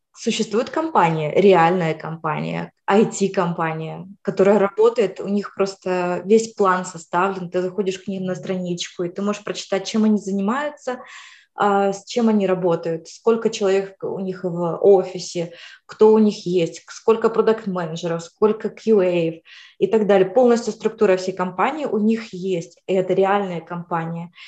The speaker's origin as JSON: {"language": "Russian", "country": "Ukraine", "moved": "as an adult", "lives_now": "United States", "said": "сама я вообще из Украины"}